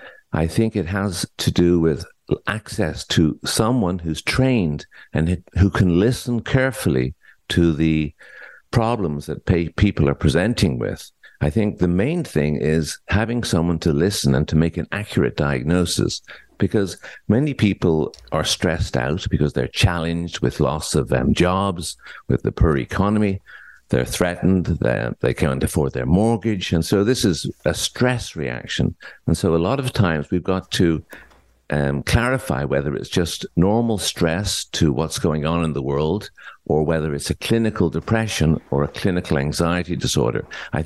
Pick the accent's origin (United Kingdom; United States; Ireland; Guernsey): Ireland; now in Ontario, Canada; I came from Ireland many years ago at the invitation of the Ministry of Health of Ontario because there was a shortage of psychiatrists.